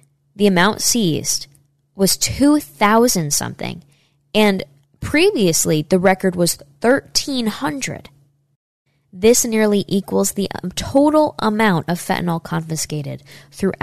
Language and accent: English; Saratoga Springs, New York, United States; my hometown in Saratoga, New York